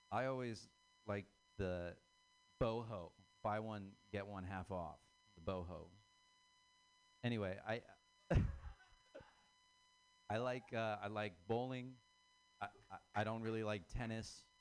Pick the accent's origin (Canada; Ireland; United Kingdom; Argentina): Ireland; I'm Irish. Um, that's, that means that I'm uh, predisposition to be uh, killed by feelings or suppression of those.